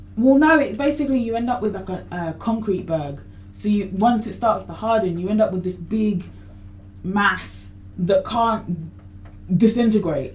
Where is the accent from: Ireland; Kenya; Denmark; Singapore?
Kenya; I'm Kenyan